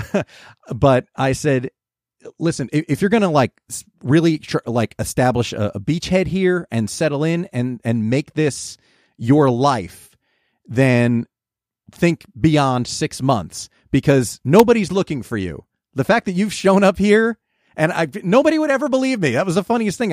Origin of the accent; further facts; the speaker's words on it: New Jersey, United States; moved away; "From New Jersey."